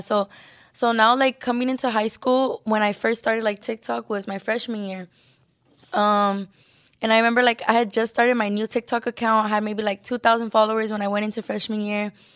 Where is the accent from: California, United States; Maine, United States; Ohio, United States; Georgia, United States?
California, United States; Los Angeles; also born or lived in San Antonio, Texas; we all came to California, to L